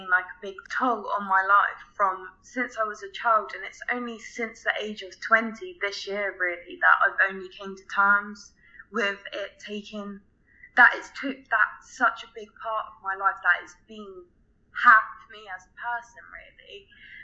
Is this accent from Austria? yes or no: no; England, United Kingdom; I'm 20, I'm from England